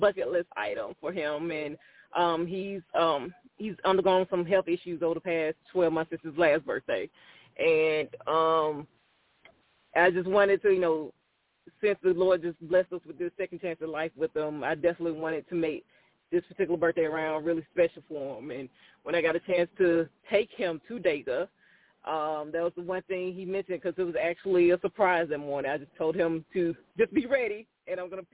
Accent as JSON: {"language": "English", "town": "Fairfield", "region": "Alabama", "country": "United States", "tie": "born or raised there", "also_born_or_lived": "Birmingham, Alabama", "said": "I'm born and raised in Birmingham, but I'm really actually from Fairfield, Alabama, which is a suburb of Birmingham"}